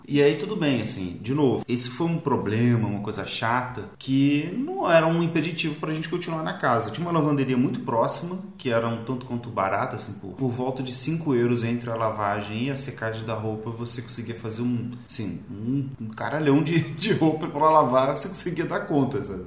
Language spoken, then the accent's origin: Portuguese; Rio de Janeiro, Brazil; Eu lembrei muito da minha infância lá em Marechal, em Beto Ribeiro